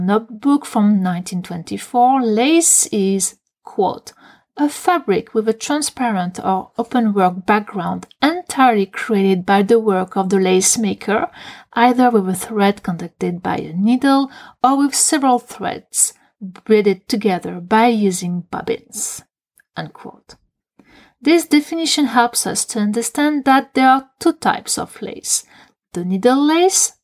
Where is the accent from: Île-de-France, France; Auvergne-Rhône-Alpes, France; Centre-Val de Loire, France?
Centre-Val de Loire, France; Touraine; I am from the Touraine region, located in the administrative center of France